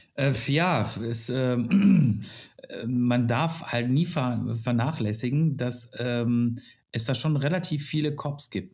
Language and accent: German; Germany; ich komme aus Deutschland